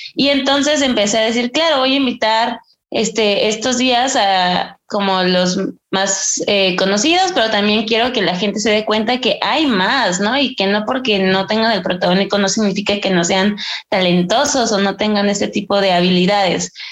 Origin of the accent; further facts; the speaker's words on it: Ixtapaluca, State of Mexico, Mexico; now in Mexico City, Mexico; yo soy del Estado de México, por ejemplo, en un lugar que se llama Extapaluca.